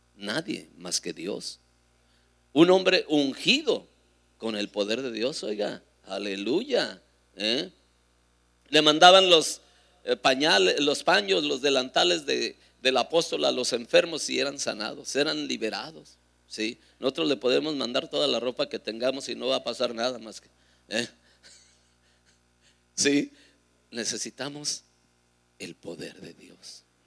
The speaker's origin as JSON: {"language": "Spanish", "region": "Durango", "country": "Mexico", "said": "Ahí en Durango, en mi tierra"}